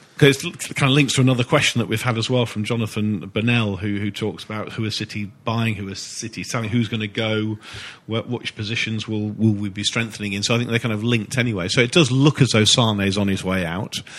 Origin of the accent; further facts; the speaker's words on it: Manchester, North West England, United Kingdom; I'm from Manchester